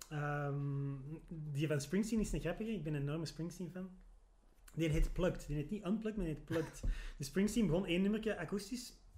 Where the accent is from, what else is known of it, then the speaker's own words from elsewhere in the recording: Antwerp, Flanders, Belgium; als Antwerpenaar